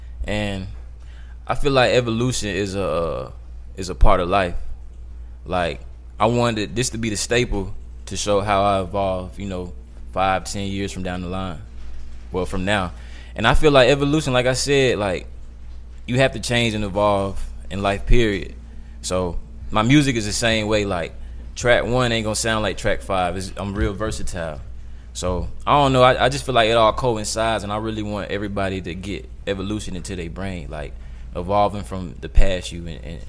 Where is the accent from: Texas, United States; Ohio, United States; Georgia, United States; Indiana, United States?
Georgia, United States; Decatur; Like I'm from the South, I'm from Decatur